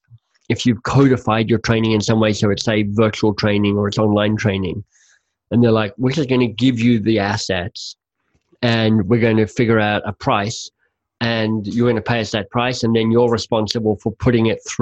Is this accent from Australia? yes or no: no; Canada; as a Canadian